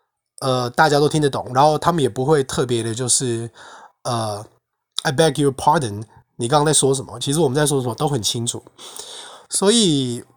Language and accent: Chinese; northern Taiwan, Taiwan; accent: northern accent; 就像我今天讲的中文，那也只是我自己的腔调啊，它它就是属于北部的腔调啊